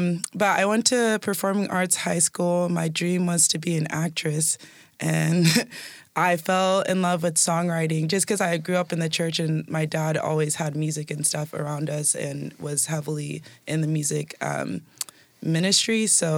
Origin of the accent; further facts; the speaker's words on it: Washington, United States; also born or lived in El Paso, Texas; But basically I was born in El Paso, Texas, and then I moved out here when I was young too. So I've been in different parts of Washington most of my life, but I'm a Washingtonian.